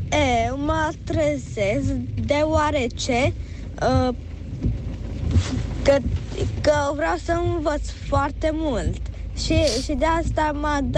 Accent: Cluj-Napoca, Cluj County, Romania; Bună dimineața! Eu sunt … din Cluj.

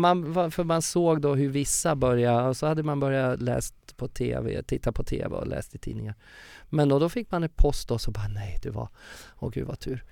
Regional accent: Furuvik, Gävleborg County, Sweden; moved away; also born or lived in Stockholm / Uppsala; min uppväxt i Furviksparken hur jag körde karusell i Furuvik

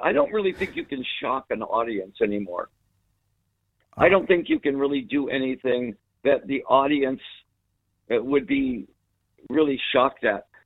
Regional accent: United States; we're from America

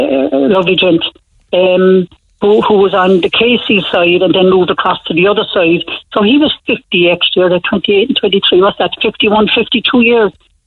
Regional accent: Cork, Munster, Ireland; I came from Tower Street originally

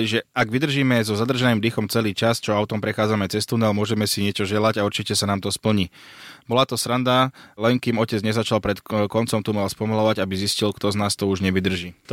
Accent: India; Som z Indie a u nás je to veľmi populárna povera.

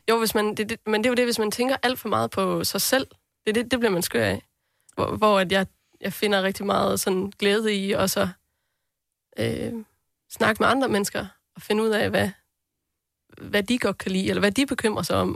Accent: southern North Jutland, North Denmark Region, Denmark; det er faktisk det sydlige Nordjylland

